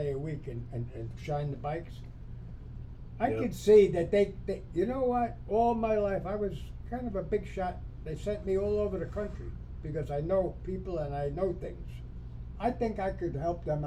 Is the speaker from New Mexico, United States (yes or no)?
no; New York, United States; moved away; On the East Coast, I'm from New York